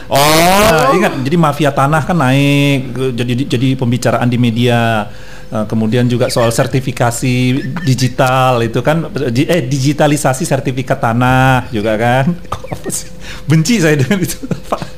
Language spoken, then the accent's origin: Indonesian; North Sumatra, Indonesia; jadi saya juga sebagai orang Batak kalau boleh menggunakan platform ini uh, memberikan salam juga